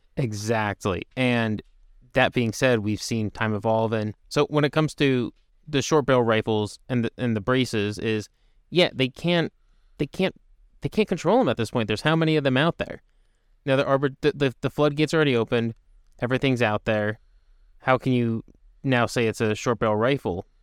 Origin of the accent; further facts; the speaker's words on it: United States; being an American